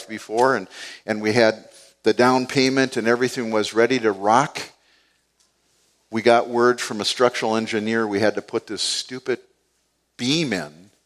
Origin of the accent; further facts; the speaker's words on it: United States; I'm just a guy from the east side. I grew up right up on Payne Avenue here